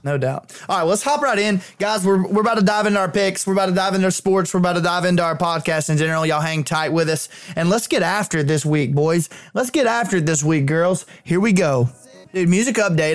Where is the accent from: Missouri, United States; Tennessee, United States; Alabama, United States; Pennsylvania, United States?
Alabama, United States; Clanton; my hometown